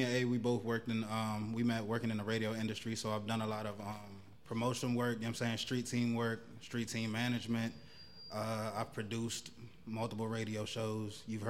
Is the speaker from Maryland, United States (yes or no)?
yes; Silver Spring, Maryland, United States; moved away as an adult; also born or lived in Prince George's County, Maryland; now in New Jersey, United States; originally, I'm from Silver Spring, Maryland, by way of Hinesville, Maryland. I moved out to New Jersey in about 2011